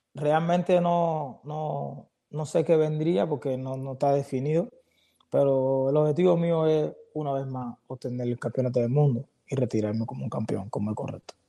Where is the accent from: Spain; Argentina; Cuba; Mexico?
Cuba; moved away; nosotros los cubanos